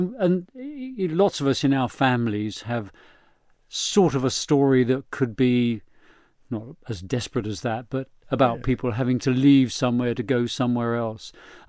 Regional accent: England, United Kingdom; waving the Cross of St. George and all of that, and I'm English, and what does that mean?

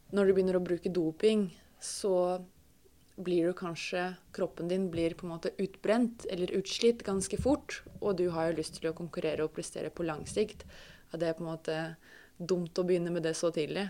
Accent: Russia; Norwegian is a second language; moved away as an adult; now in Norway

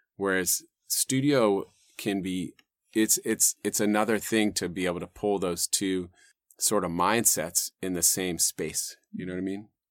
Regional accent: Los Gatos, California, United States; I grew up in the South Bay, you know, uh, and kinda inland from Santa Cruz and those hills there

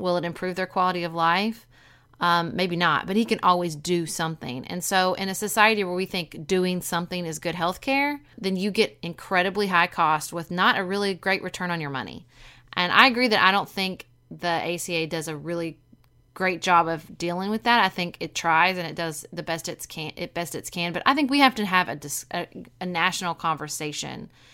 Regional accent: Paducah, Kentucky, United States; when I was growing up in Paducah in the nineties

